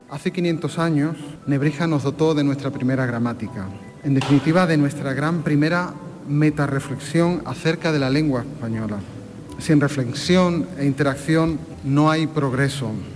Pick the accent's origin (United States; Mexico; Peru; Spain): Mexico; yo soy de México